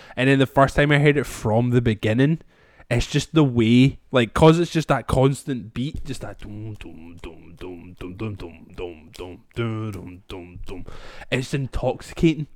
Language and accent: English; Scotland, United Kingdom; we can hold on to as the Scottish people